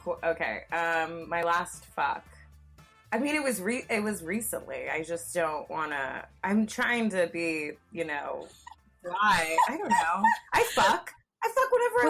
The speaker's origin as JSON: {"language": "English", "area": "Orange County", "region": "Southern California", "country": "United States", "tie": "born or raised there", "said": "I'm actually born and raised in Southern California"}